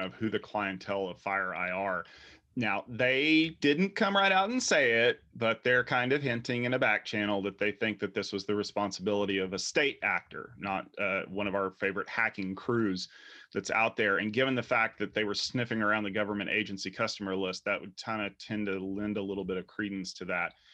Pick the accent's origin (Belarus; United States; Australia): United States; We are American